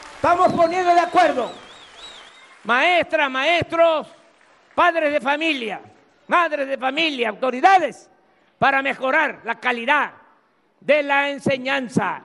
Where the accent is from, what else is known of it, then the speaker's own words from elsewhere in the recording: Tabasco, Mexico; accent: Tabasco speech (drops/adds s); moved away; also born or lived in Mexico City; allá en México a veces se burlan cómo hablo, que me como las heces, que las digo de más. Me da mucho orgullo el habla de mi pueblo.